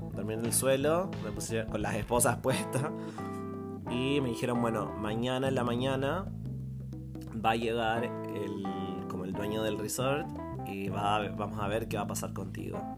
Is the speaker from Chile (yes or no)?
yes; Chile; yo de Chile